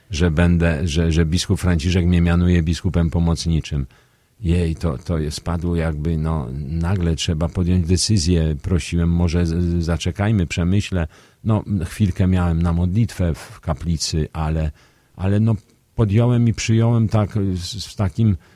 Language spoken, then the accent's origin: Polish; Radom, Masovian Voivodeship, Poland; Tu się urodziłem, tu, tu mieszkali rodzice, tu, tu są moi przyjaciele, tu są, jest moja rodzina. No, kocham Radom.